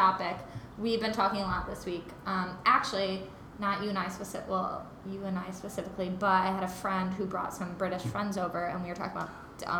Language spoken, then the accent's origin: English; Midwest, United States; now in New York, United States; I'm from the Midwest and we say, instead of like soda, you say pop.